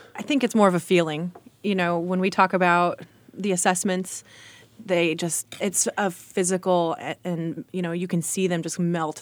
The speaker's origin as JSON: {"language": "English", "country": "United States", "tie": "born or raised there", "said": "I grew up in Johnson County"}